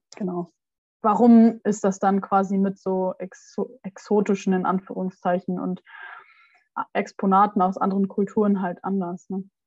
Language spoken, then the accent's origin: German; Germany; da, wo ich herkomme, ist ja nicht so weit weg von Bremen